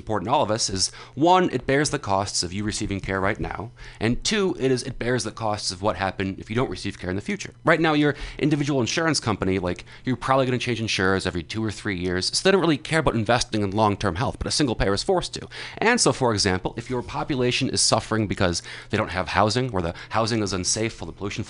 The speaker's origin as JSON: {"language": "English", "region": "Texas", "country": "United States", "said": "I'm from Texas"}